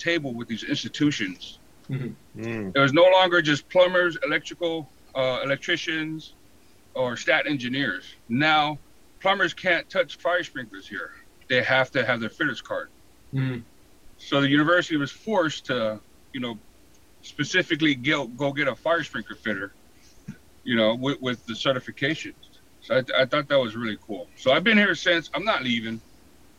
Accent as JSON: {"language": "English", "town": "San Diego", "region": "California", "country": "United States", "tie": "born or raised there", "also_born_or_lived": "Hawaii", "moved": "as an adult", "said": "I'm originally from Hawaii, but I grew up in San Diego"}